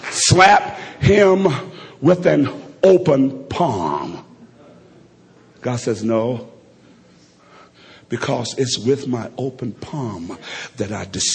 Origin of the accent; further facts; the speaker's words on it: Alabama, United States; Only thing I can equate this to is, fortunately, I'm from Alabama.